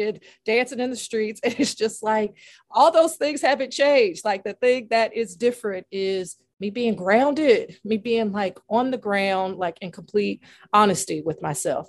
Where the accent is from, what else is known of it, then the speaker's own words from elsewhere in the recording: Nashville, Tennessee, United States; now in New England, United States; I'm from Nashville